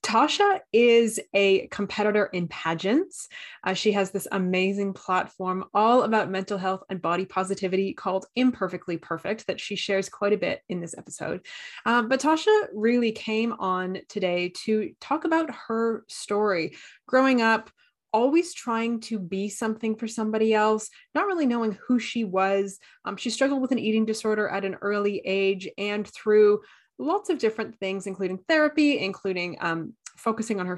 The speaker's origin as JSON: {"language": "English", "country": "Canada", "said": "I'm Canadian"}